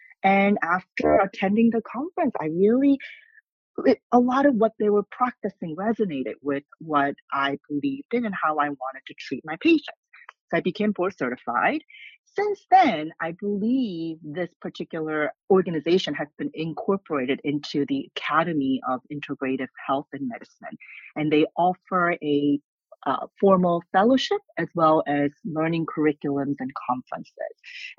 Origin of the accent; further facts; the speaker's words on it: South Korea; English is a second language; I grew up being exposed as a child to acupuncture and herbal tonics growing up in Korea.